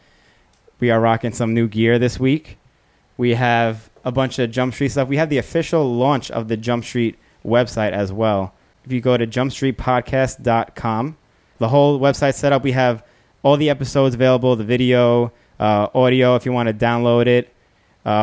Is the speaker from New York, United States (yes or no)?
yes; New York, United States; accent: New York; my New York accent